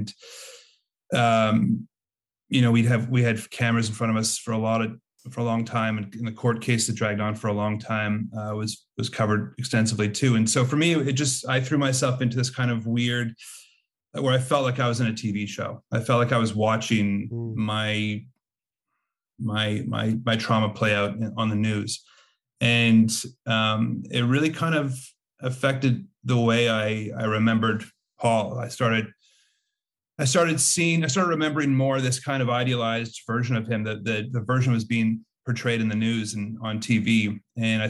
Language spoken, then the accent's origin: English; Montreal, Quebec, Canada; moved away as an adult; also born or lived in United States; I'm from Montreal originally. I moved around a bunch in the last 10 years or so, but I've settled back down here recently